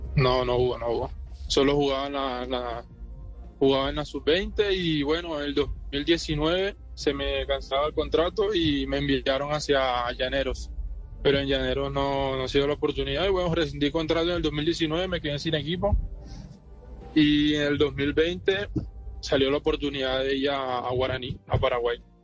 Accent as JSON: {"language": "Spanish", "town": "Barranquilla", "region": "Atlántico", "country": "Colombia", "tie": "born or raised there", "also_born_or_lived": "Medellín", "moved": "yes", "said": "yo nací en Barranquilla el año 98"}